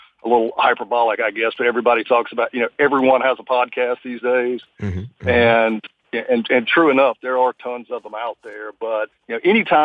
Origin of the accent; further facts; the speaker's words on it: United States; as an American